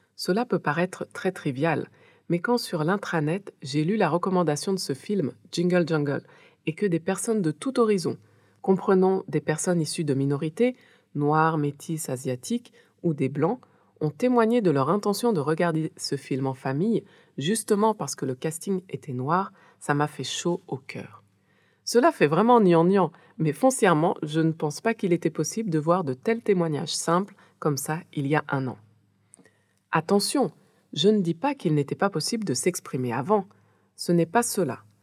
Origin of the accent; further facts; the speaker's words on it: France; moved away as an adult; also born or lived in Haiti; now in West Africa; je suis née et j'ai grandi en France